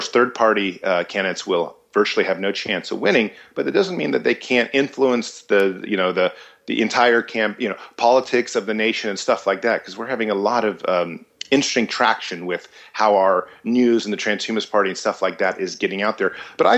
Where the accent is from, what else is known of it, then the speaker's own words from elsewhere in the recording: United States; born there; and you know, had me here in America. I was born in America.